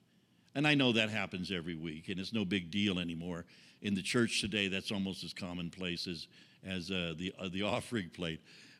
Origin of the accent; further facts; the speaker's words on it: Texas, United States; I was raised in Texas on a cattle ranch, so I don't know that much about wheat, just from what we've learned in being here in Nebraska and North Dakota.